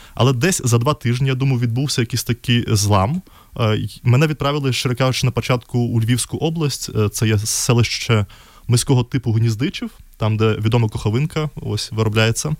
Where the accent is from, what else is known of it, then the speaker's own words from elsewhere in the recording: Minsk, Belarus; Ukrainian is a second language; moved away as an adult; now in Lviv, Ukraine; в Білорусі я народився в місті Мінськ і там до 20 років мешкав